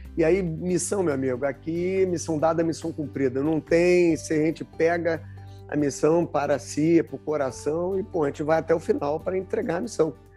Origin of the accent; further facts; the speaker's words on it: Rio de Janeiro, Brazil; eu sou carioca, né, morei grande parte da minha vida no, no Rio